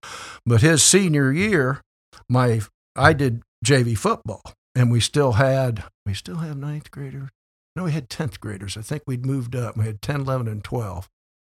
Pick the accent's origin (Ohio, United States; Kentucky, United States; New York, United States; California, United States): Ohio, United States; Upper Sandusky; moved away; I said, oh, I'm from Ohio. And he said, where? I said, where at? I said, we probably don't know. It's a little place called Upper Sandusky.